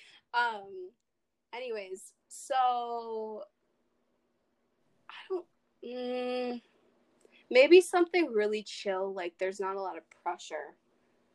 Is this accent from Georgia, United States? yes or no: no; Iowa, United States; we're from Iowa